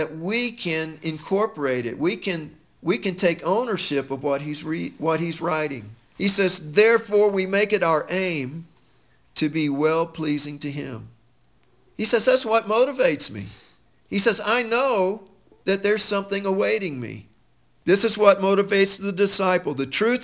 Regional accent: United States; as American Christians

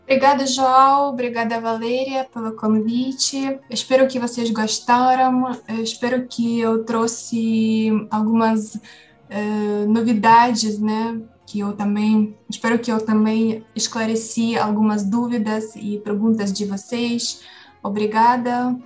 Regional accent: Ukraine; Portuguese is a second language; moved away; como sou ucraniana

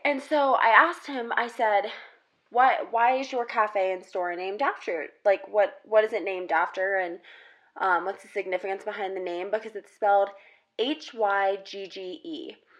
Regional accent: South Carolina, United States; moved away as an adult; now in Colorado, United States; I'm originally from South Carolina

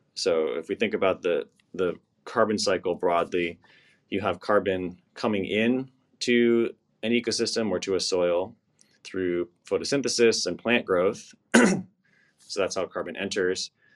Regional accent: East Coast, United States; I grew up on the East Coast

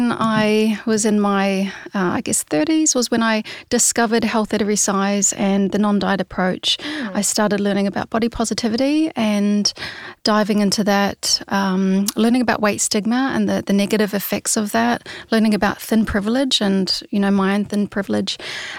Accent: New Zealand; moved away as an adult; now in Sydney, Australia; And it's kind of the trajectory as a Kiwi. Often you will, you know, jump over the Tasman and spend a year or two in Sydney and save up some money and then go traveling over to Europe.

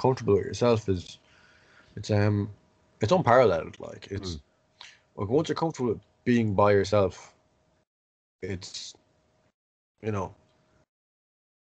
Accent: Tullamore, County Offaly, Ireland; I'm from Tullamore

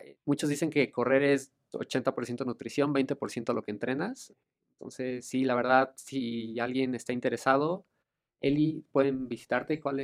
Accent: Mexico; como mexicanos

